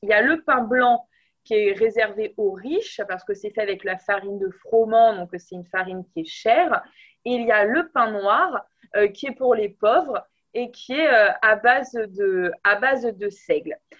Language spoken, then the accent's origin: French; France; on est des Français